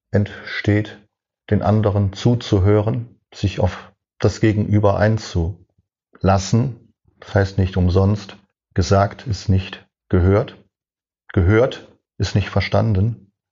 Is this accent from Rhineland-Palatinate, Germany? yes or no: no; Cologne, North Rhine-Westphalia, Germany; now in Hohenstein-Ernstthal, Germany; Ich bin 1957 in Köln geboren. Eine typisch rheinisch-katholische Kindheit.